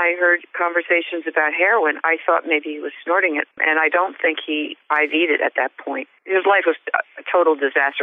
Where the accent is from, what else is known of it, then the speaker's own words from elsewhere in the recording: New Jersey, United States; moved away as an adult; now in Manchester, Vermont, United States; I'm originally from New Jersey. I grew up in New Jersey, and I moved to Vermont 15 years ago.